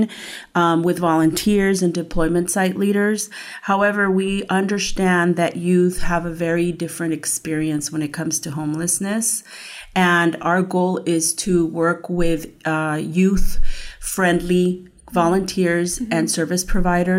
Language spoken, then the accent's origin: English; San Bernardino, California, United States; also born or lived in San Diego; now in Moreno Valley, United States; I grew up in San Bernardino